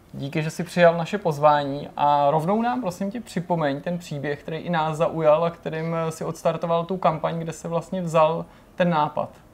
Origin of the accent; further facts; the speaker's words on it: Czechia; my sami, jako Češi